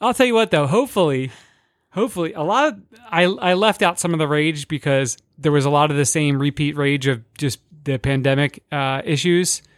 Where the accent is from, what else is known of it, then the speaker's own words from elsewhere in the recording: New Jersey, United States; we're from South Jersey, too